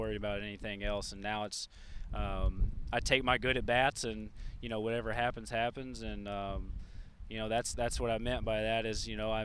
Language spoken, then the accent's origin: English; Memphis, Tennessee, United States; I grew up in Memphis, so, you know, unfortunately for Reds fans, that's Cardinals country